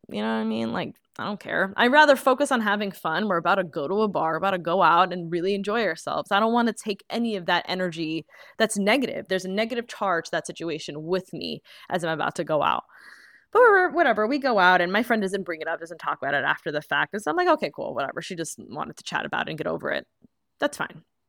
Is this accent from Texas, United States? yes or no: no; New York, United States; growing up in New York